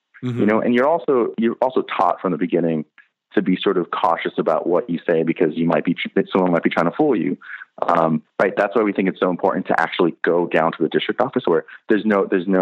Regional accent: California, United States; moved away; I'm from California originally.

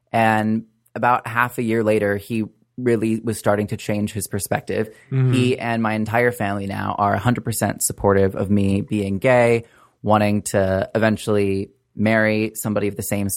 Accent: Wichita, Kansas, United States; moved away as an adult; also born or lived in Harvard; I grew up in Wichita, Kansas, in a conservative evangelical church

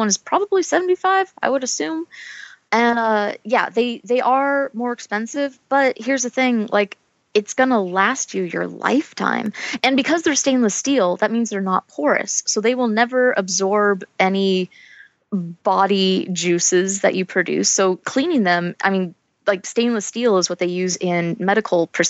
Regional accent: United States; I'm from America

